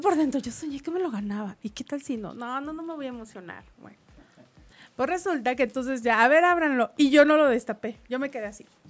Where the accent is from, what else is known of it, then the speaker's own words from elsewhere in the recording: Mexico; yo como mexicana